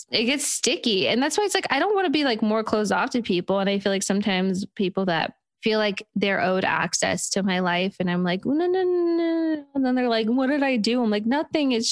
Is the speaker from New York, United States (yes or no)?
yes; New York, United States; I'm from New York, so I'm very loud and I make sure I'm heard all the time.